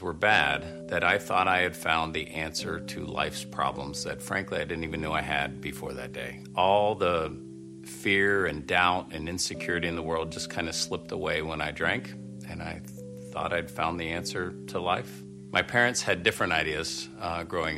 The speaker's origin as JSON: {"language": "English", "town": "Parkersburg", "region": "West Virginia", "country": "United States", "tie": "born or raised there", "said": "I grew up in Parkersburg, West Virginia"}